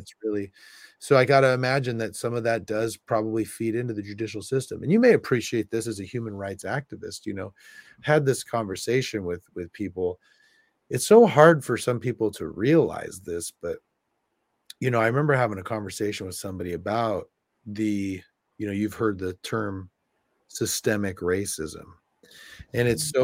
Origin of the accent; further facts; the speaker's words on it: California, United States; moved away; also born or lived in South Bend, Indiana; I'm from California